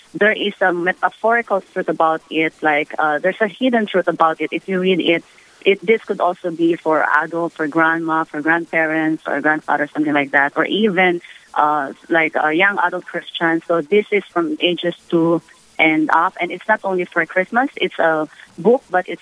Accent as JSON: {"language": "English", "country": "Philippines", "moved": "yes", "lives_now": "United States", "said": "I'm originally from the Philippines"}